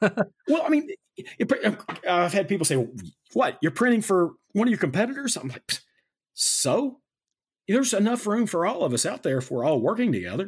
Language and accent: English; United States; I'm an American.